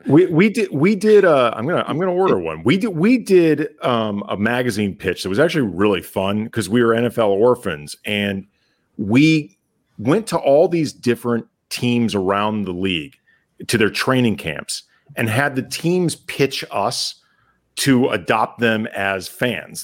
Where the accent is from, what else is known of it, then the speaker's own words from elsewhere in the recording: St. Louis, Missouri, United States; we grew up in St. Louis